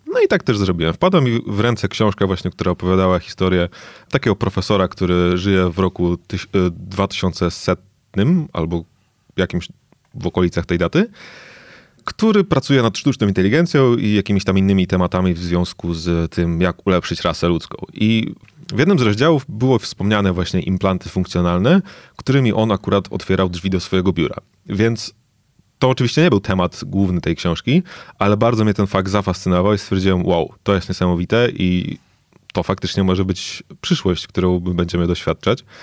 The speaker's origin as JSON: {"language": "Polish", "town": "Lublin", "region": "Lublin Voivodeship", "country": "Poland", "tie": "born or raised there", "also_born_or_lived": "Singapore", "said": "urodziłem się w Lublinie, zacząłem tutaj uczyć się, e, chodzić do, do szkoły"}